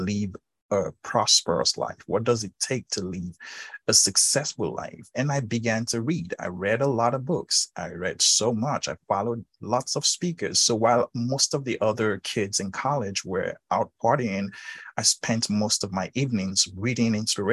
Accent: Nigeria; being born and raised in Africa, Nigeria specifically

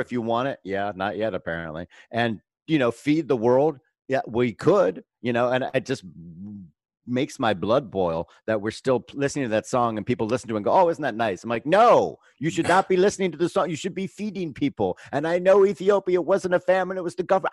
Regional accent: Fort Lauderdale, Florida, United States; also born or lived in Bermuda / Pompano Beach, Florida; I was born in Bermuda and I grew up in Pompano and Fort Lauderdale, Florida

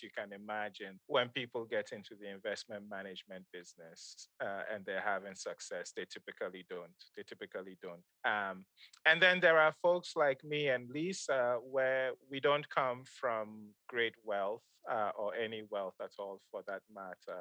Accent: Kano, Kano State, Nigeria; moved away; also born or lived in Ghana; I grew up in Nigeria

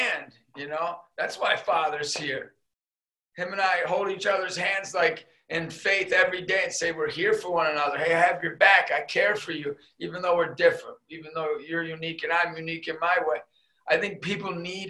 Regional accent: Erie, Pennsylvania, United States; I was a kid from Erie, PA, growing up, like a mom and dad

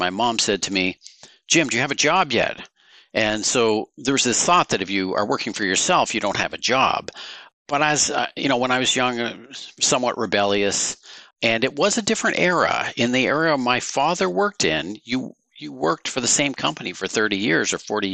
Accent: Woodstock, Ontario, Canada; also born or lived in New York; now in Guelph, Canada; I grew up in Woodstock, Ontario

